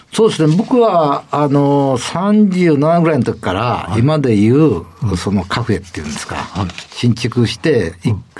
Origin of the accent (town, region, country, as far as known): Kyoto, Japan